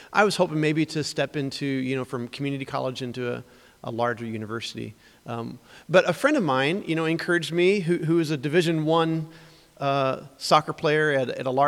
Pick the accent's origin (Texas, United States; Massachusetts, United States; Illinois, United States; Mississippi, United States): Illinois, United States; Springfield; I'm from Springfield, Illinois, and so went to Springfield High School